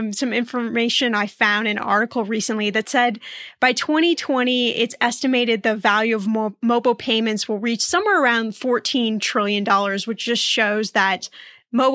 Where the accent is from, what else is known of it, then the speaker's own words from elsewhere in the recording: Indiana, United States; I grew up in Indiana